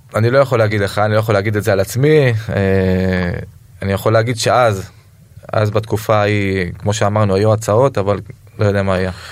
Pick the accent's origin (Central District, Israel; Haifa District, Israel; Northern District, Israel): Central District, Israel; Rishon LeZion; גדלתי ברמת אליהו